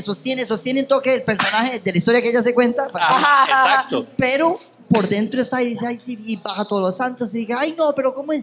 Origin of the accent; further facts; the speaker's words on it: Costa Rica; also born or lived in United States; yo nací en Estados Unidos, bueno, eso ya lo había contado, pero cuando llegué a Costa Rica